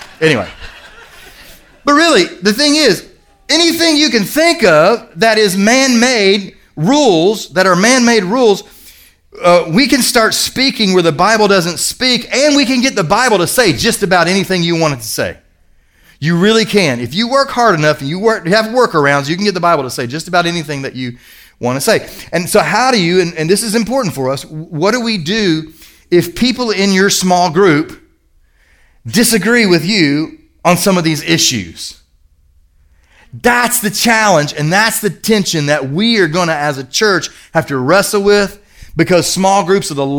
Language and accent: English; Kentucky, United States; moved away; I grew up in Kentucky.